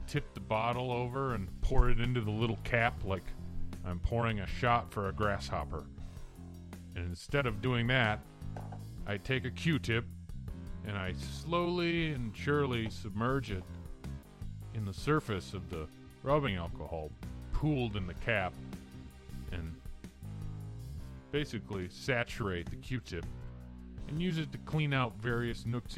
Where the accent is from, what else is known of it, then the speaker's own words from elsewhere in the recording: Detroit area, Michigan, United States; I'm from Michigan. From around the Detroit area. I'm about a half mile from the Detroit border.